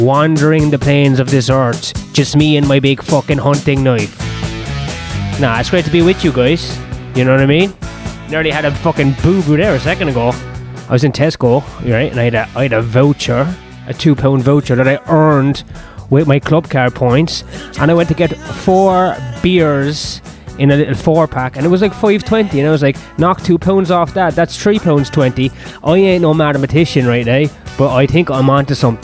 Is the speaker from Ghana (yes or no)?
no; Ireland; As an Irishman